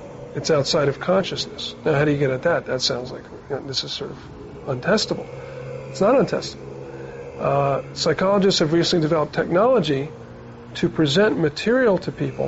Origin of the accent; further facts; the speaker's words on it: New York, United States; I'm a New Yorker. I'm from New York.